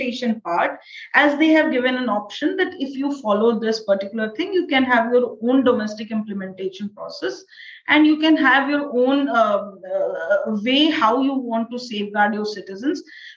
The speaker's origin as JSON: {"language": "English", "country": "India", "said": "I'm an Indian citizen."}